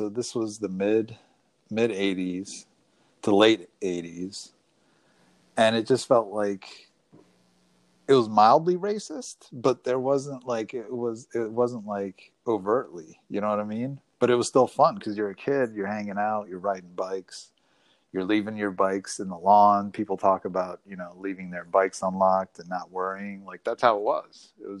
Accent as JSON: {"language": "English", "region": "Wisconsin", "country": "United States", "tie": "born or raised there", "said": "I had a good time. I had a good time growing up in Wisconsin."}